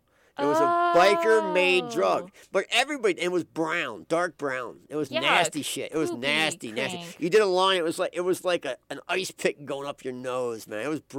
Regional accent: Philadelphia, Pennsylvania, United States; I grew up in Philadelphia. And Philadelphia is, in my days, when I grew up there in the 80s, Philadelphia was a drug town.

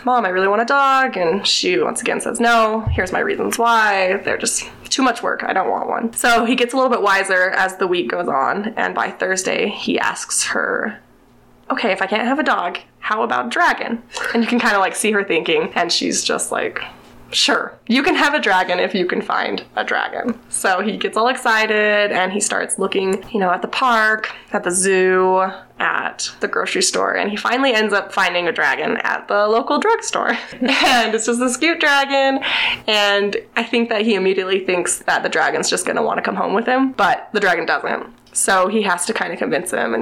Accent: Utah, United States; I'm from Utah

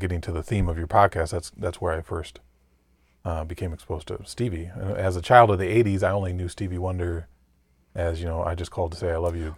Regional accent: Mason, Michigan, United States; I'm from Mason, Michigan

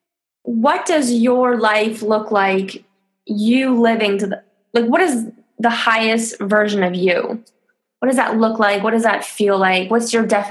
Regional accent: Toronto, Ontario, Canada; moved away as an adult; now in France; I'm Canadian. I'm from Toronto.

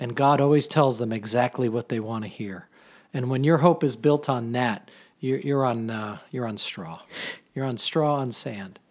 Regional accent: Mystic, Connecticut, United States; I grew up in Mystic

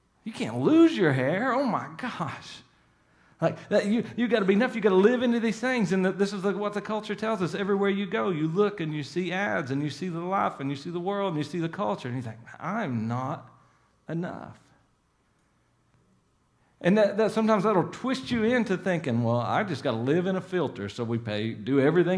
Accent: Salyersville, Kentucky, United States; now in Pikeville, United States; I grew up in Sowersville, about 45 minutes from here

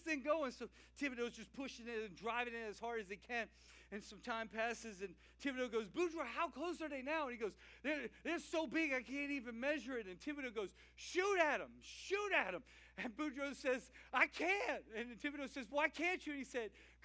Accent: Louisiana, United States; I'm a Cajun guy from Louisiana

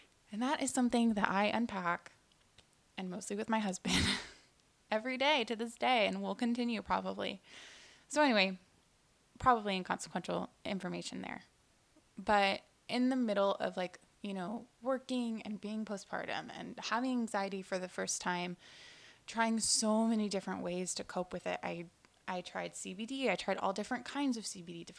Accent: Houston, Texas, United States; also born or lived in New York; I was born in New York, but we moved here in Houston shortly after I was born

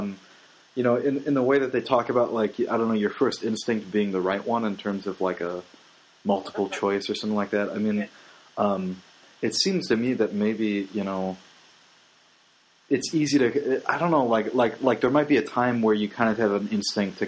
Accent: Midwest, United States; growing up in the Midwest

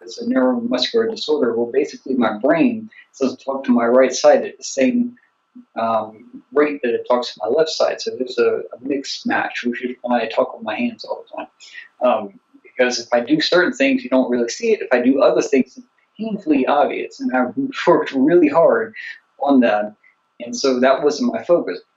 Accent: the South, United States; I'm from the South, but it's just like I got the one language.

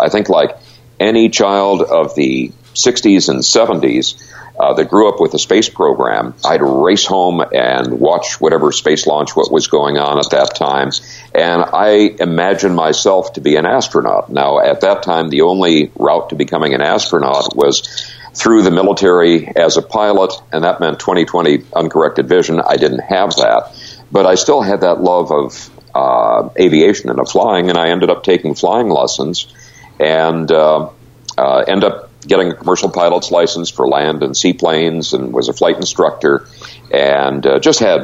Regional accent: Great Lakes area, Midwestern United States, United States; now in Seattle, United States; I grew up in the Midwestern United States in the Great Lakes area.

